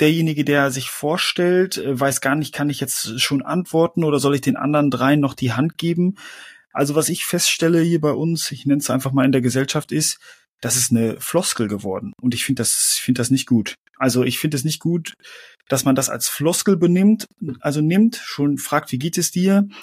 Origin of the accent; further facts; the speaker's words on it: Germany; mir als Deutsche